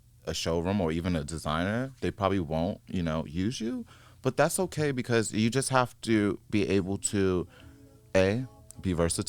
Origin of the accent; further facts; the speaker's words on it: New York, United States; I'm from New York and we're all sharks